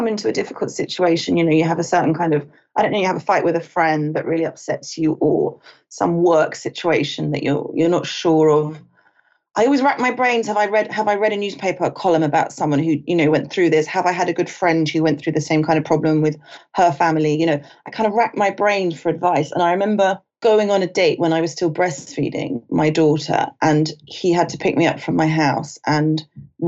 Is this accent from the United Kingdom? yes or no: yes; United Kingdom; also born or lived in London / Los Angeles; I'm British.